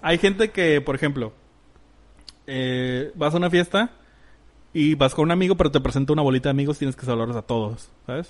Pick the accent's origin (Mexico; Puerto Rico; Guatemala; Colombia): Mexico; en México estamos muy aculturados a ser muy calurosos o muy cercanos